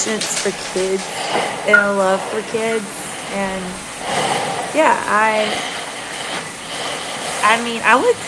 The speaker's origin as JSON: {"language": "English", "town": "Pine Top", "region": "Kentucky", "country": "United States", "tie": "born or raised there", "moved": "yes", "said": "I was from a really, really small town in Kentucky"}